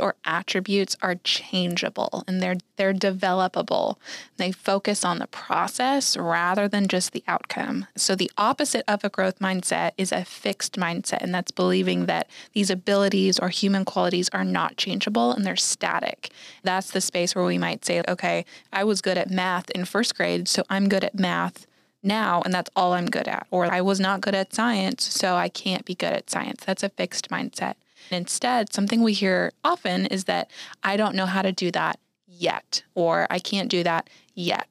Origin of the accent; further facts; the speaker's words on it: Minnesota, United States; moved away as an adult; now in Tulsa, United States; I'm actually from Minnesota, so I also am not from the Tulsa, Oklahoma area